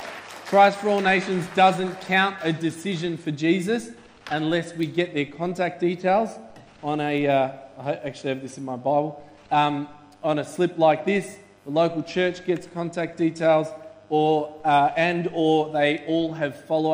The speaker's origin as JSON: {"language": "English", "town": "Melbourne", "region": "Victoria", "country": "Australia", "said": "we're from Melbourne"}